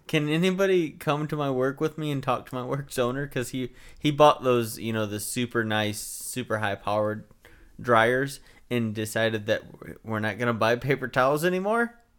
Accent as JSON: {"language": "English", "country": "United States", "said": "I'm American"}